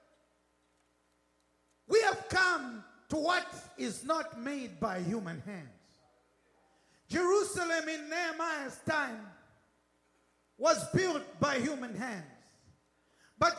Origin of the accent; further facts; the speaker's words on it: United Kingdom; accent: British; I'm British. British accent. We learned British stuff.